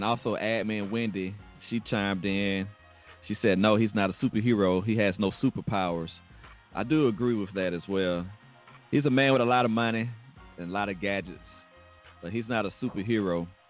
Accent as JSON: {"language": "English", "country": "United States", "said": "we're not from Africa. We are Americans just like everybody else"}